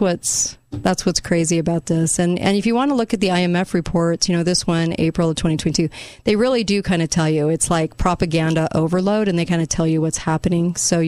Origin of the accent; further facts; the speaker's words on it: California, United States; moved away; In California. I know. I hate telling people that because they think I'm this Californian that has moved to my state.